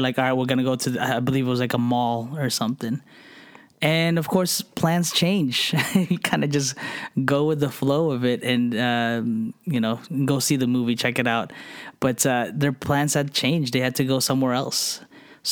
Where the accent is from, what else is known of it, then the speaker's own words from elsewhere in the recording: New Jersey, United States; moved away; we lived in New Jersey. I grew up in New Jersey.